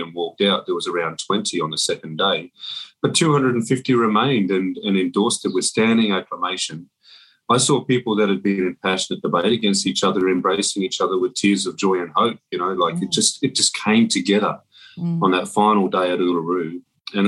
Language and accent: English; Darwin, Northern Territory, Australia; I grew up in Darwin